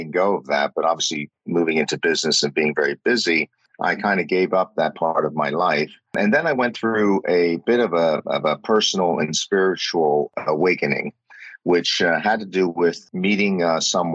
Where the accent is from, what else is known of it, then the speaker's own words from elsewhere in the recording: Pennsylvania, United States; also born or lived in New York; I grew up in the States, in Pennsylvania